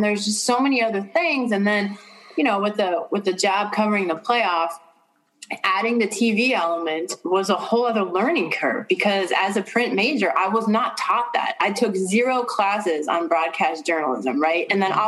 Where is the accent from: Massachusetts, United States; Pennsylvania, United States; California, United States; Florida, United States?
Pennsylvania, United States; Pittsburgh; I'm from Pittsburgh.